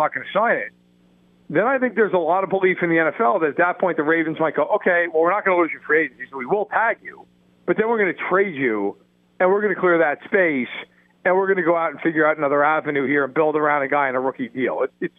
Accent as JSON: {"language": "English", "region": "New York", "country": "United States", "said": "I'm from New York, and I can tell you most people I know who are Jets fans do not give them a pass."}